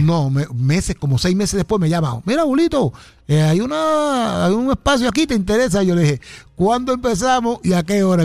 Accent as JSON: {"language": "Spanish", "town": "Ponce", "country": "Puerto Rico", "moved": "as an adult", "said": "yo soy de Ponce, vine a, al área de acá a trabajar"}